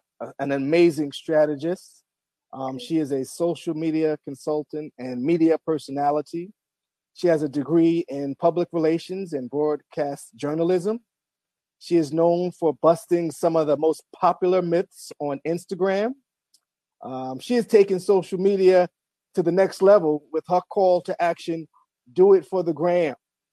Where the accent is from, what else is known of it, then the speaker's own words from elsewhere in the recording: New York, United States; Because I'm a native New Yorker.